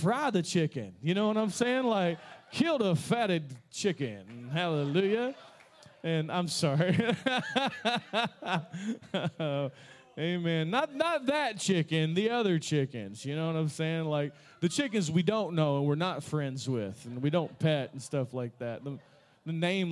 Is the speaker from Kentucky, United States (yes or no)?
yes; Kentucky, United States; I'm from Kentucky